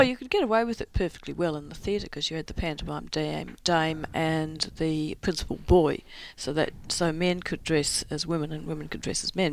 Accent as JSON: {"language": "English", "town": "Christchurch", "region": "Canterbury", "country": "New Zealand", "tie": "born or raised there", "moved": "yes", "said": "I grew up in New, I'm I'm from New Zealand, I'm from Christchurch"}